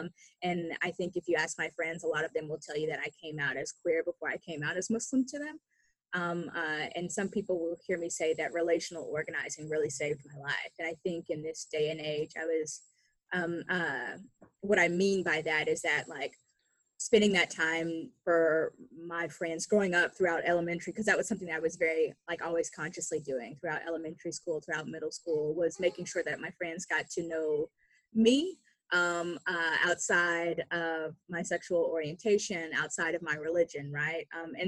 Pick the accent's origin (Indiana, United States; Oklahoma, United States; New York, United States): Oklahoma, United States; So growing up in Oklahoma's public education system